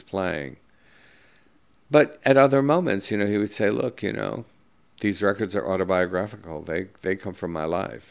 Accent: New York City, New York, United States; I grew up in Greenwich Village

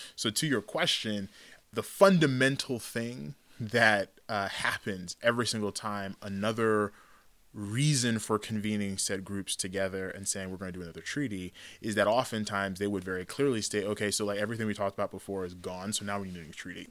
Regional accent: Tulsa, Oklahoma, United States; also born or lived in Bronx, New York / Brooklyn, New York; we moved from New York to Oklahoma when I was pretty young

